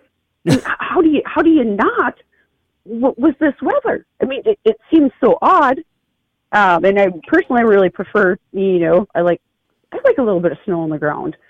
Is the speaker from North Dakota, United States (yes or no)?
yes; North Dakota, United States; now in Brainerd, United States; growing up in North Dakota.